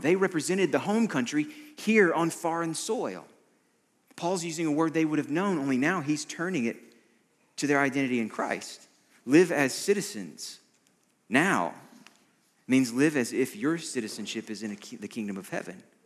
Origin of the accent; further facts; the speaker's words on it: United States; an American like me